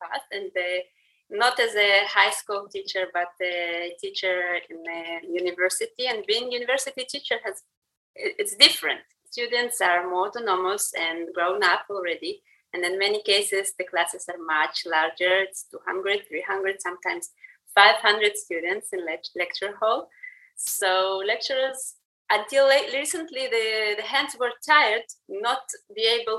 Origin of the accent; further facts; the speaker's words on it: Russia; moved away; I grew up in Soviet Russia